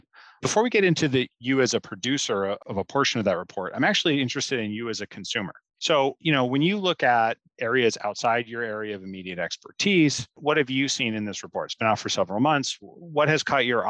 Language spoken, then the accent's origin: English; Pacific Northwest, United States; I grew up in the Pacific Northwest